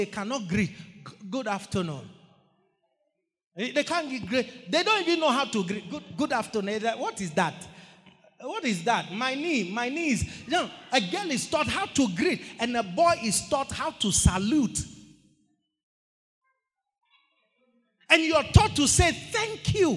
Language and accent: English; Ghana; In the 90s, growing up in Ghana, it was custom that every school you attended